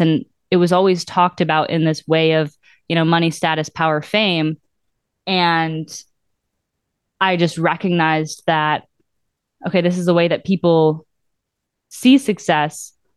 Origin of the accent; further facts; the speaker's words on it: Mosinee, Wisconsin, United States; moved away as an adult; now in Milwaukee, United States; Growing up in central Wisconsin, and then I moved to Milwaukee for school, and then I stayed